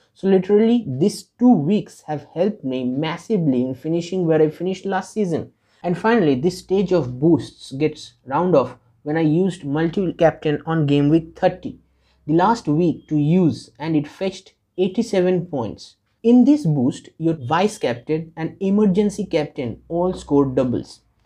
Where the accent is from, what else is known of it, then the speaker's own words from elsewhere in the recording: India; I am from India.